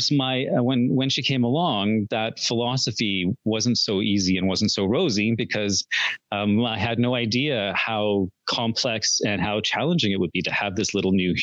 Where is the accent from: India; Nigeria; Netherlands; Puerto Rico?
India; both of us grew up in very traditional coercive households. I'm from India.